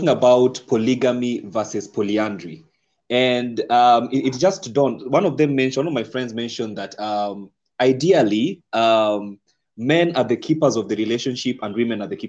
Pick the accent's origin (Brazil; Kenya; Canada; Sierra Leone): Kenya; our society as a Kenyan culture, Kenyan society